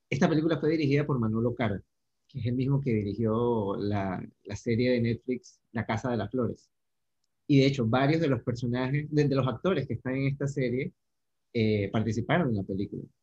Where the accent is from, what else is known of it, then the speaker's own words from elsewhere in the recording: Panama; accent: Panamanian; a mí me pasó lo mismo en España, o sea, más que entenderlos a ellos, poder hacerme entender fue un reto grande, hablaba muy rápido, hablaba muy panamiza